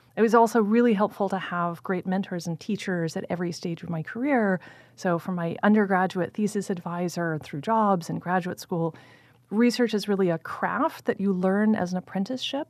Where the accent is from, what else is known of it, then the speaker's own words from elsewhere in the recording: Blacksburg, Virginia, United States; moved away; I grew up in Blacksburg, Virginia, which is a small college town in the southwest part of the state.